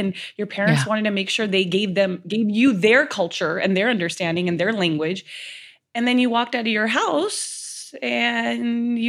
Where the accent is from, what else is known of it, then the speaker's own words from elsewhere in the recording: Los Angeles, California, United States; I grew up in Southern California, born and raised. I'm an LA girl, left only to go to med school.